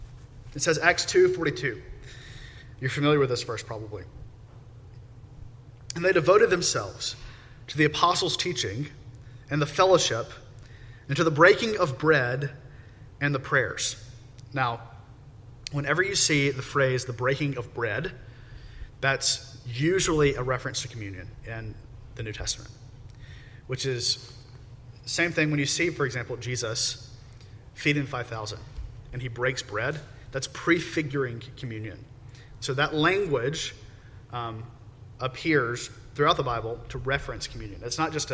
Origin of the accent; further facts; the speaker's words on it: United States; we're American